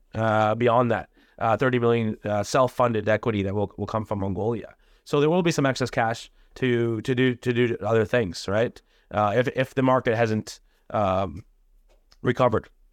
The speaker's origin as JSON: {"language": "English", "country": "India", "said": "I'm from India"}